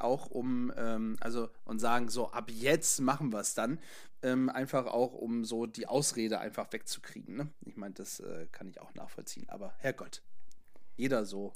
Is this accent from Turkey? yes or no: no; Northern Germany, Germany; hier bei uns im Norden